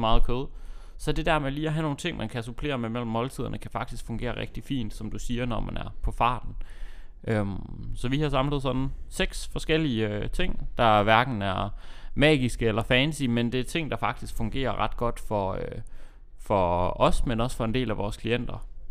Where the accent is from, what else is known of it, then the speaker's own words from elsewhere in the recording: Aalborg, North Denmark Region, Denmark; moved away; hjemme i, øh, hjemme i Aalborg